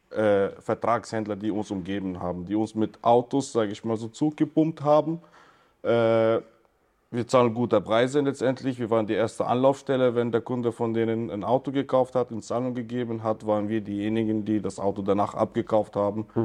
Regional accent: Regensburg, Bavaria, Germany; ich komme aus Regensburg

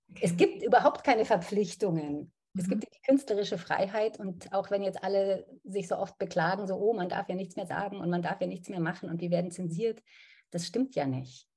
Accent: Munich, Bavaria, Germany; now in Berlin, Germany; Ich bin ja in München aufgewachsen

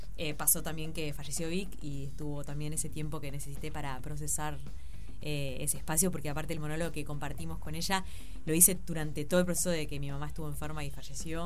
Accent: Uruguay; el viaje que hicimos tres dramaturgas uruguayas

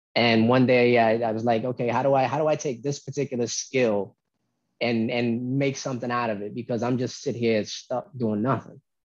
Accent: Albany, New York, United States; also born or lived in Oakland, California; I was born in Oakland, but I was raised in North Albany Projects

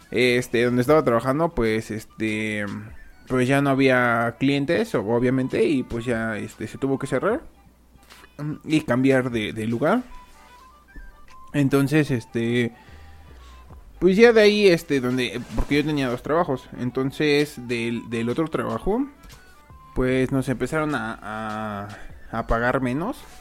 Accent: Mexico; la mayoría de, del, público es de España y yo soy de México

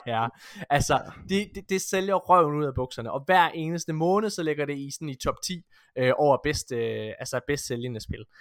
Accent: Ølgod, Southern Denmark, Denmark; jeg kommer fra Ølgod

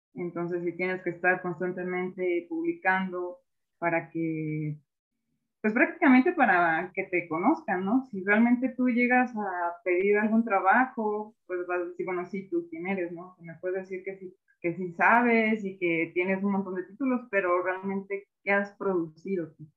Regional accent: Mexico; como mexicanos al enfrentarnos con esas limitaciones

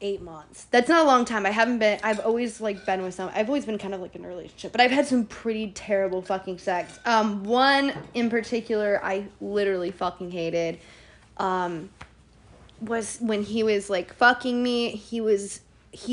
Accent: Indianapolis, Indiana, United States; We're from Indianapolis

